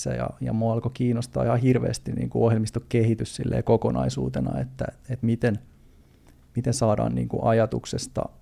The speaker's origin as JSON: {"language": "Finnish", "town": "Turku", "region": "Southwest Finland", "country": "Finland", "said": "mä oon siis ihan Turusta ehkä kuuluu äänestä, niin Turusta, Turusta lähtöisin"}